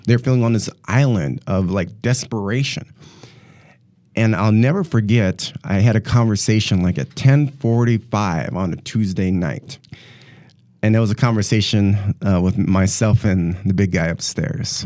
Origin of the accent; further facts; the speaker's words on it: North Dakota, United States; moved away as an adult; now in Milwaukee, United States; I'm originally actually from North Dakota. Uh, born and raised in North Dakota and moved here in two thousand and ten, and here being, uh, the Milwaukee, Wisconsin area